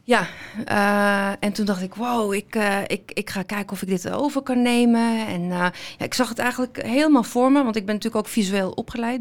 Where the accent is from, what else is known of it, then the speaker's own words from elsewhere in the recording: Amsterdam, North Holland, Netherlands; ik ben eh, geboren en getogen in Amsterdam eh, mhm. met eh, Marokkaanse roots